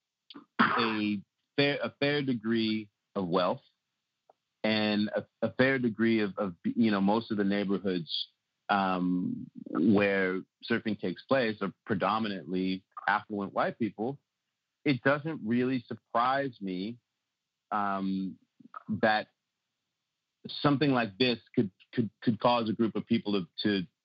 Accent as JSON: {"language": "English", "area": "North County", "region": "California", "country": "United States", "tie": "born or raised there", "also_born_or_lived": "North Shore", "said": "we grew up together in North County"}